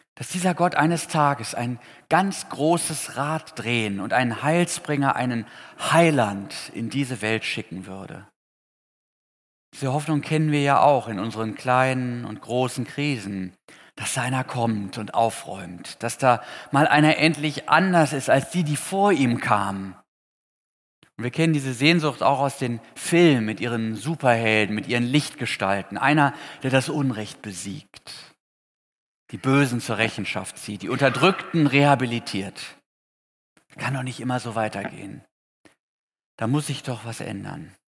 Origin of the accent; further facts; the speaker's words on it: Potsdam, Brandenburg, Germany; In Potsdam, wo ich herkomme